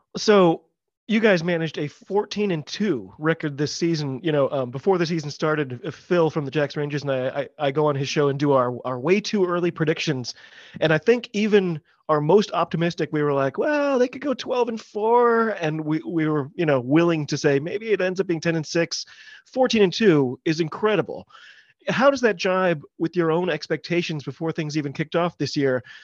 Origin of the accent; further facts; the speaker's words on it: United States; I'm an American rugby fan